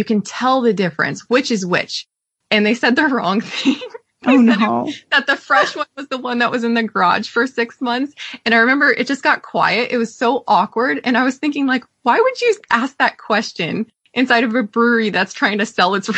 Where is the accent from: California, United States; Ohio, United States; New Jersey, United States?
California, United States; Fairfield; When I was growing up in Fairfield, California